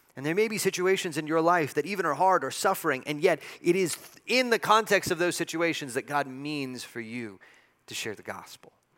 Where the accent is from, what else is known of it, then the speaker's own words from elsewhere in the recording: El Paso, Texas, United States; I've grown up in El Paso, I was born in El Paso